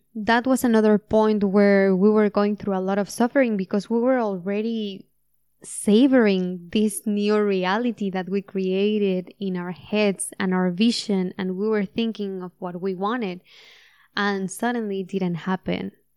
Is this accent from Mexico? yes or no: yes; Mexico; moved away; I'm Mexican and that I was born in Mexico